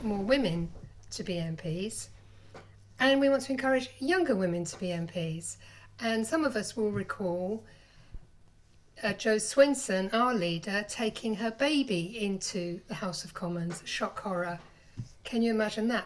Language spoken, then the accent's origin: English; London, United Kingdom; moved away; I'm originally from London